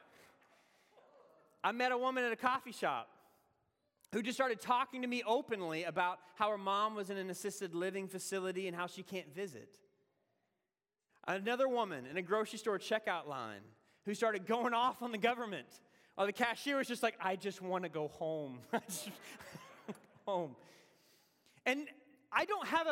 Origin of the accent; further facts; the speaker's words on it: the South, United States; accent: southern; moved away as an adult; now in Boston, United States; my southern accent